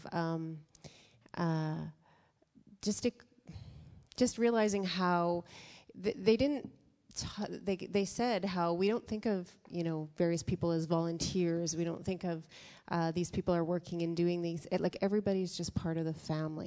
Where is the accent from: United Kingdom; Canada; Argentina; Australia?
Canada; us as Canadians